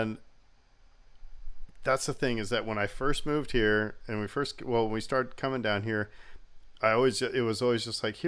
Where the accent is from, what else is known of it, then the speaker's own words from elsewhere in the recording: Nebraska, United States; moved away; I'm originally from Nebraska